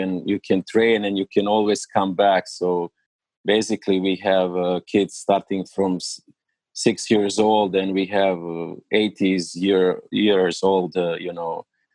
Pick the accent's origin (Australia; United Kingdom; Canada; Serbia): Serbia; Belgrade; English is a second language; moved away as an adult; now in United States; I am original from Serbia